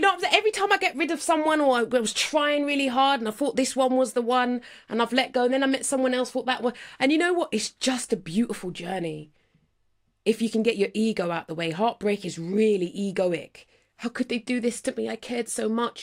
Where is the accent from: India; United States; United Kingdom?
United Kingdom; London; I'm from Northwest London